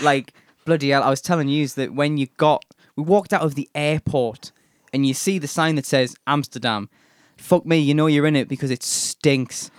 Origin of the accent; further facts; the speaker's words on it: England, United Kingdom; being English